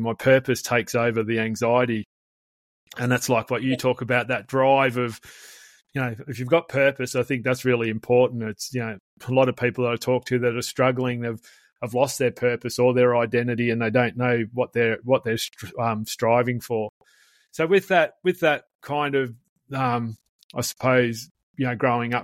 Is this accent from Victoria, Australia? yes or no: yes; Melbourne, Victoria, Australia; I grew up in the eastern suburbs of Melbourne, and growing up at the foot of the Dandenongs